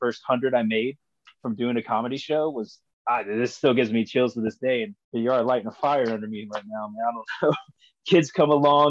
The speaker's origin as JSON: {"language": "English", "town": "Lima", "region": "Ohio", "country": "United States", "tie": "born or raised there", "said": "I was born here in Lima, Ohio"}